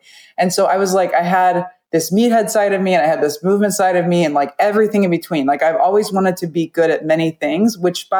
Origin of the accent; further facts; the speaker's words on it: Nebraska, United States; moved away as an adult; also born or lived in New Mexico; I grew up in Nebraska